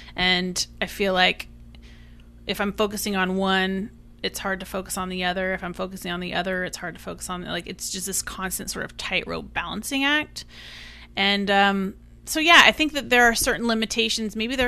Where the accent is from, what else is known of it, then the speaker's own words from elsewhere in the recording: Eugene, Oregon, United States; now in New York, United States; I didn't come from money. I came from Eugene, Oregon, and now I'm in New York. I didn't grow up here.